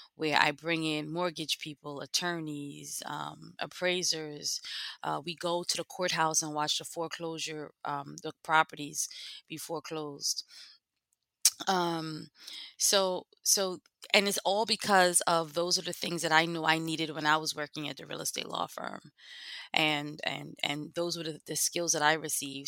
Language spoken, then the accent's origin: English; New York City, New York, United States; lived, born and raised in East Flatbush